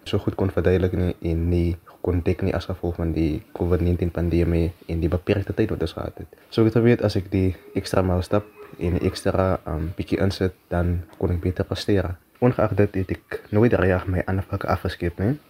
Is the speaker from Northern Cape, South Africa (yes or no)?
no; Worcester, Western Cape, South Africa; ek is gebore in Woester, klein dorp in die Boland hier groot geword